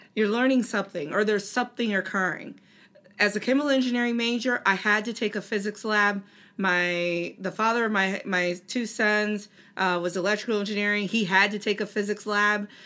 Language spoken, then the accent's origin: English; Delaware, United States; I grew up in Delaware, which is home to DuPont